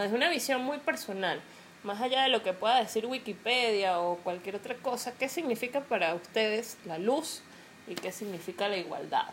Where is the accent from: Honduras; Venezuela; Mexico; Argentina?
Venezuela; yo porque vivo en Venezuela